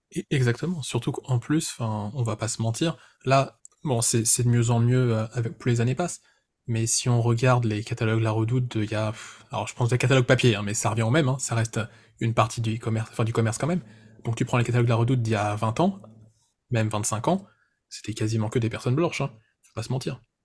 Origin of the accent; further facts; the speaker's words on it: France; en tant que Français, qui parle français